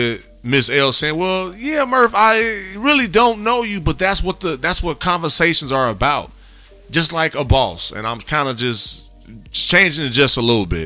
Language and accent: English; Gary, Indiana, United States; I grew up in Gary, Indiana